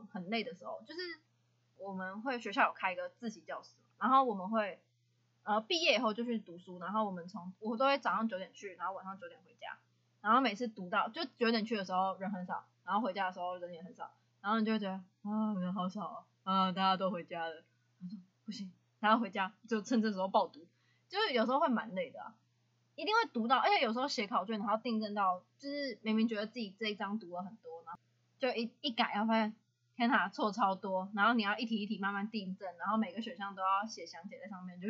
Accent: Hsinchu, Taiwan; 啊，因为我是新竹人嘛，啊，我就想要去北部嘛。

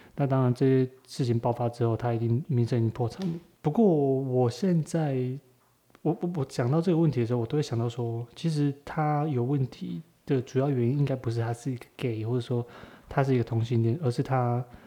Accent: Taiwan; 身为，身为台湾人

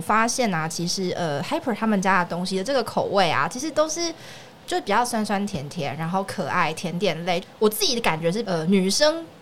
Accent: Yunlin County, Taiwan; now in Taipei, Taiwan; 你知道云林乡下没有这种事情

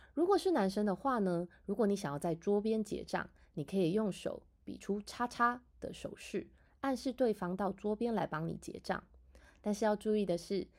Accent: Taiwan; 我们台湾人呢，在吃饭的时候呢

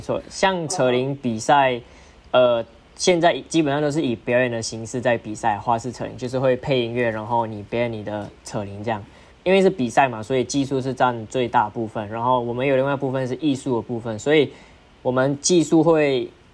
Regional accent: Malaysia; moved away as an adult; now in Taiwan; 我是马来西亚人

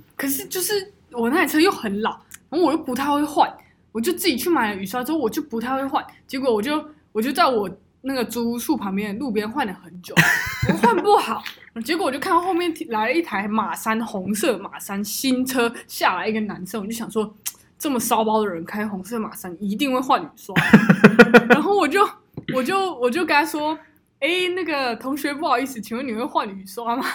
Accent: Taichung, Taiwan; 我们 台中人就是这样，霸气

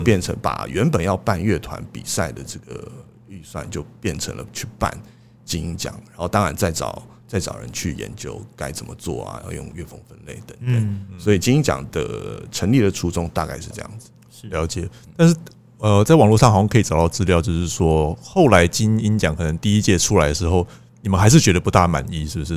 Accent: Taiwan; 我们台湾

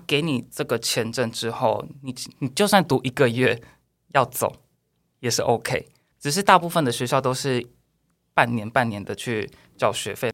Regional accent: Taiwan; moved away as an adult; also born or lived in Japan; 我们也是台湾人

